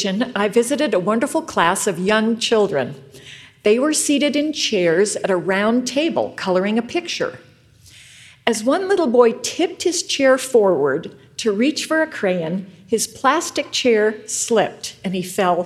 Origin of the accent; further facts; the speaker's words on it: rural Western New York, United States; moved away; I grew up in rural New York, Western New York